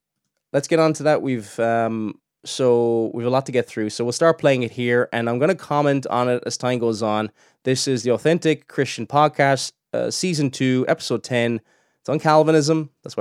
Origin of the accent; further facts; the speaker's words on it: Cork, Munster, Ireland; I don't know if I've got a Cork accent. I'm originally from Cork, and I don't have a typical Cork accent. I have a very, very strange accent.